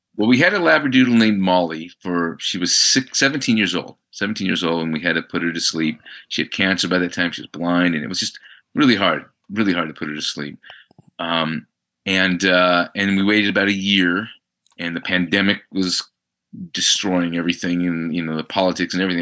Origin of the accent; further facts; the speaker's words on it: Albuquerque, New Mexico, United States; moved away as an adult; having grown up in Albuquerque